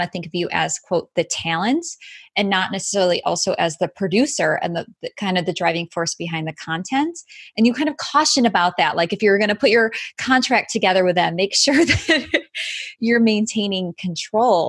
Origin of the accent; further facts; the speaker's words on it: Chicago, Illinois, United States; Chicago, which is my hometown